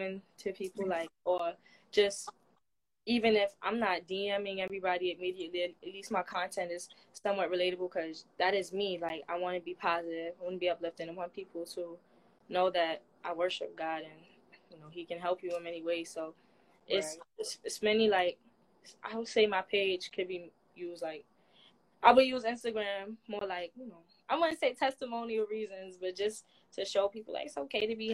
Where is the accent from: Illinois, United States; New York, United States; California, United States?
New York, United States; New York City; Growing up in the Bronx, New York was pretty fun